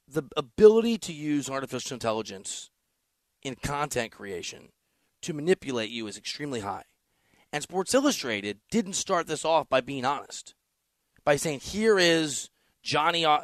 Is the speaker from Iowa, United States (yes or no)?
yes; Iowa, United States; also born or lived in Missouri / Chicago; I'm not from that part of the country. I'm from Iowa and Missouri and kind of Chicago